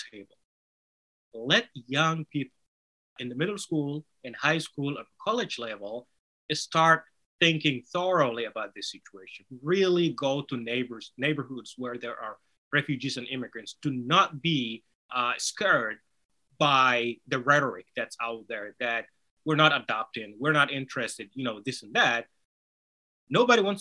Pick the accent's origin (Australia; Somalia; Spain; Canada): Somalia; first language Somali; English is a second language; now in United States; Somali, which is my native language